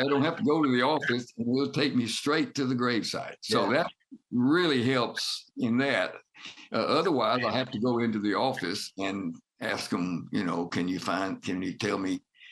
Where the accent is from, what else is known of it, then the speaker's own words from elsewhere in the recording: Birmingham, Alabama, United States; Birmingham, in my hometown, where my parents are buried